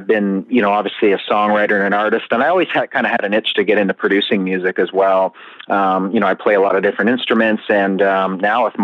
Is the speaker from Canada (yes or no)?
yes; Canada; as a Canadian